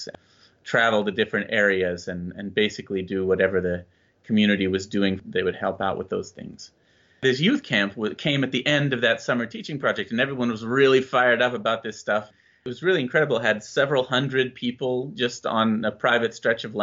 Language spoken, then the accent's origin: English; Lafayette, Indiana, United States; I grew up in Lafayette, Indiana